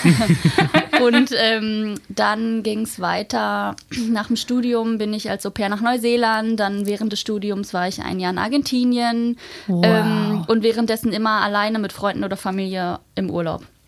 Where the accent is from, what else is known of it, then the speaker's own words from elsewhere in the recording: Hamburg, Germany; also born or lived in Magdeburg; ich komme ja eigentlich aus Hamburg